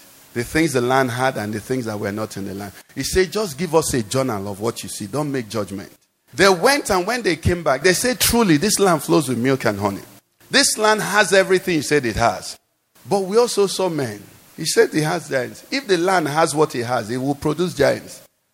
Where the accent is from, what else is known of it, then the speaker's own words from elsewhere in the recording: Nigeria; I'm in Nigeria